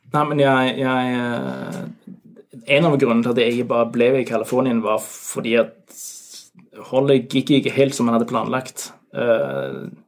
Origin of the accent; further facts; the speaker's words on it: Norway; moved away as an adult; now in Denmark; jeg er nordmann